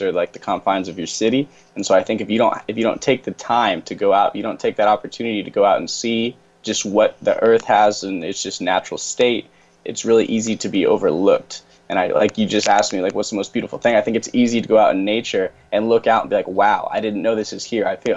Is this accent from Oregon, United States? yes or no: yes; Rogue Valley, Southern Oregon, United States; I'm from Southern Oregon, so if anyone knows where Medford, Oregon, or Ashland, Oregon are, I'm from the Rogue Valley, from that part of Oregon